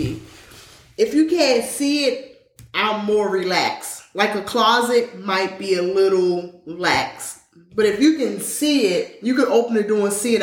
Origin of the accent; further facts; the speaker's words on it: Baltimore, Maryland, United States; moved away as an adult; now in Atlanta, United States; I'm from Baltimore